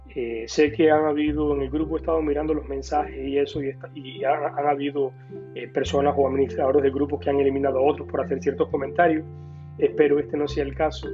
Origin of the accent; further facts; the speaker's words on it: Cuba; moved away; yo como cubano pasé por un proceso cuando vine acá muy difícil